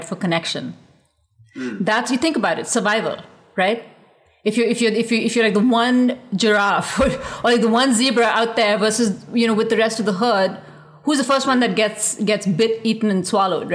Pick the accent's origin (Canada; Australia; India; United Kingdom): India; now in United States; growing up in India